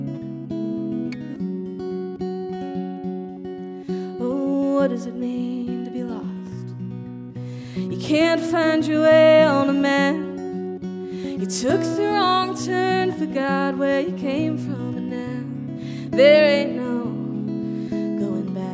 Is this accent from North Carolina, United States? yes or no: no; Texas, United States; I'm from Texas